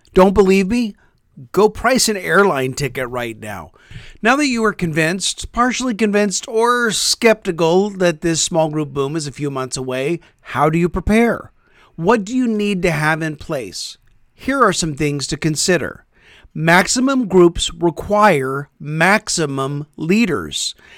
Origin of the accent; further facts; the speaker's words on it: Topeka, Kansas, United States; moved away as an adult; Our family recently moved back to my hometown of Topeka, Kansas. We attend the church where I grew up